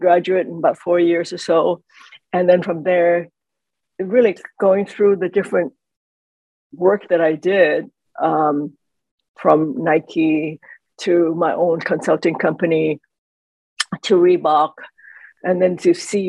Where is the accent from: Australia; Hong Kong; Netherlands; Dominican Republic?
Hong Kong; now in United States; I was born in Hong Kong, and we were living in Hong Kong.